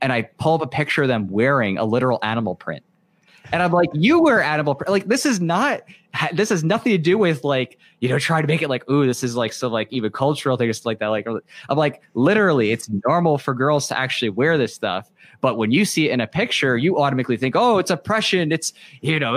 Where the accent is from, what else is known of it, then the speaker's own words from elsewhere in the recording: New York, United States; I grew up in New York in a very, you know, diverse environment.